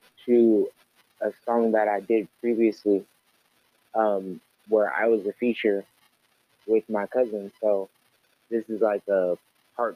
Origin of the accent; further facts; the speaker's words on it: Oakland, California, United States; I am from the Yay area. Woo-hoo. Bay Area, East Oakland, y'all, California.